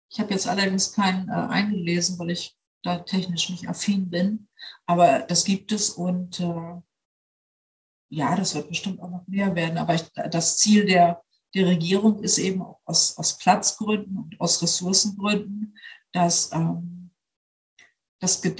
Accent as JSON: {"language": "German", "region": "Bremen", "country": "Germany", "said": "ich komme ja nun aus Bremen, ich lebe in Bremen"}